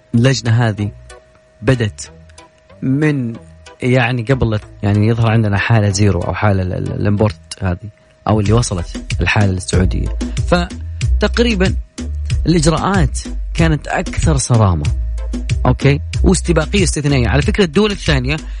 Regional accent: Saudi Arabia; عندنا في السعودية

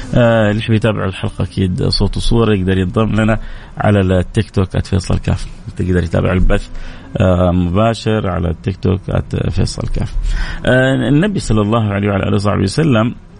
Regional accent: Jeddah, Makkah Province, Saudi Arabia; عندنا في الغربيه خصوصا في جده

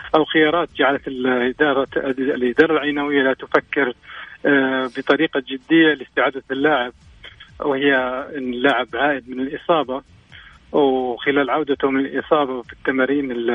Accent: Al-Qassim, Saudi Arabia; عندنا مثل بالقصيم

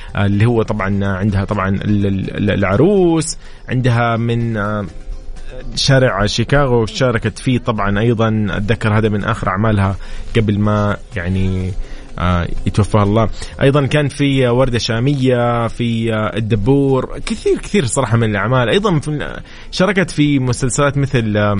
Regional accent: Saudi Arabia; نحن السعوديين

